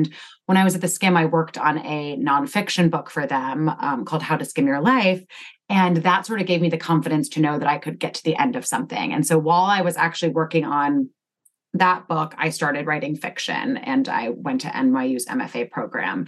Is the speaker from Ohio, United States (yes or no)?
no; Connecticut, United States; I grew up in Connecticut and I live there now.